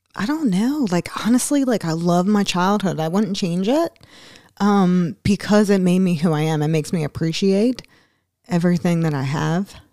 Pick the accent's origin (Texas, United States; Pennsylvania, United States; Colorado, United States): Pennsylvania, United States; Philadelphia; moved away; also born or lived in Newport, Kentucky; growing up in Philadelphia